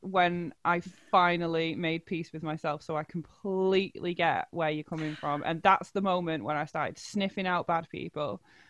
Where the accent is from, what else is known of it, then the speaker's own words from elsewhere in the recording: Salford, North West England, United Kingdom; accent: Salford; I'm Manchester. I'm Salford.